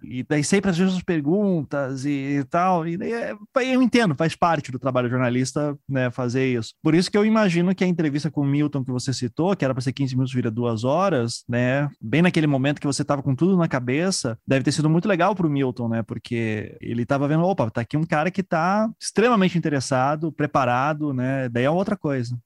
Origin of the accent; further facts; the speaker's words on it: Curitiba, Paraná, Brazil; Eu sou de Curitiba